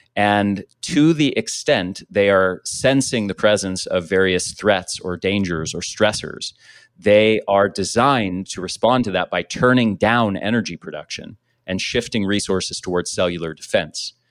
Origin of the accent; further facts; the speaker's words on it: United States; I grew up in the States